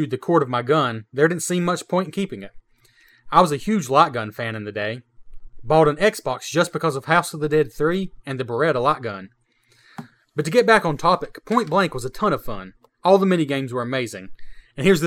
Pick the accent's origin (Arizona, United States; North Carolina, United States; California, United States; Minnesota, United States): North Carolina, United States; we're from North Carolina